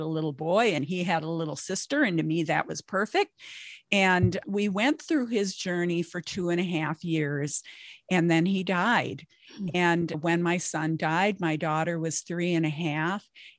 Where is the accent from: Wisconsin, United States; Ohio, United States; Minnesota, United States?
Minnesota, United States; I'm in Minnesota.